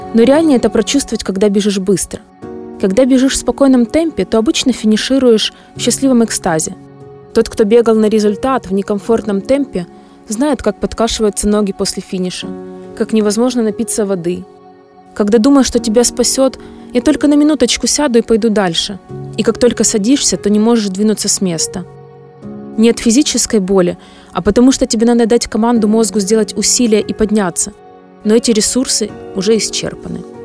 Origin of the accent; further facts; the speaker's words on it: Ukraine; я из Украины приехала просто прибежать марафон.